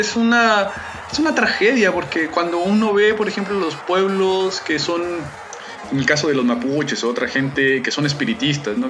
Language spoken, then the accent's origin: Spanish; Mexico; yo soy mexicano